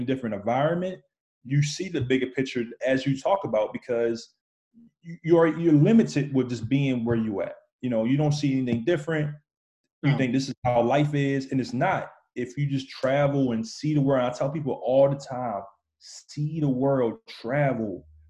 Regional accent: Baltimore, Maryland, United States; moved away as an adult; also born or lived in England; I was born in Baltimore, Maryland, and the population there is all Black, mostly. You know, my school was like 95% Black. When I moved, I went in the military. Like I said, I came to England.

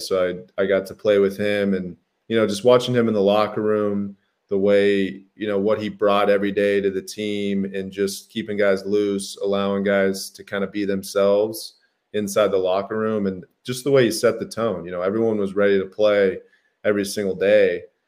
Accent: Phoenix, Arizona, United States; I grew up in Phoenix, Arizona, big Italian family

